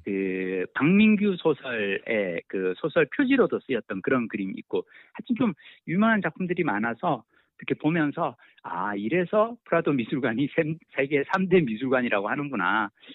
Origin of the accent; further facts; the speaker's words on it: South Korea; 한국에서 왔다